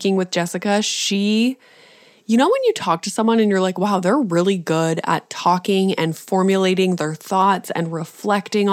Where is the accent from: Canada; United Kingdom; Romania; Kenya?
Canada; I'm Canadian